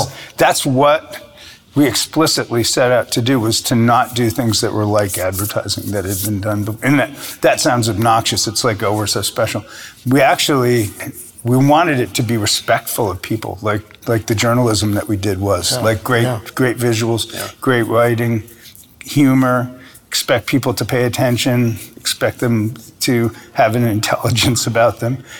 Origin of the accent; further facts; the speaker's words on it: Rhode Island, United States; No, I grew up in Rhode Island, so I can still talk like I did when I was growing up, but I don't do that now.